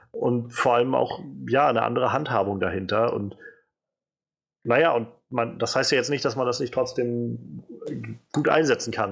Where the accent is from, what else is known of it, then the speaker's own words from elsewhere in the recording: Rhineland-Palatinate, Germany; Zum Beispiel, ich komme ja, aus Rheinland-Pfalz.